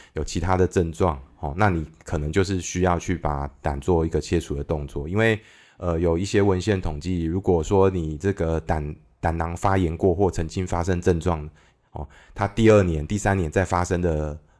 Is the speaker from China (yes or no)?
no; Kaohsiung, Taiwan; also born or lived in Taipei; 我是高雄出生的小孩嘛，然后后来 那个，呃，家里有一些状况之后，我父母离， 离婚之后，我就到搬到台北去住了。那我的国小是在台北长大的。那我爸爸本身也是高雄人。那我国小毕业之后，他又帮我搬回这个高雄住。所以我的国中、高中也都是在高雄度过